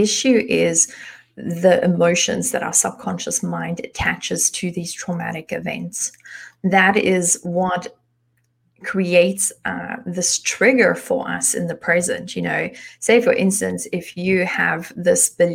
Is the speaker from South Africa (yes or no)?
yes; South Africa; moved away as an adult; now in Germany; I was born in South Africa, but I've been living in Germany for the past 12, almost 13 years.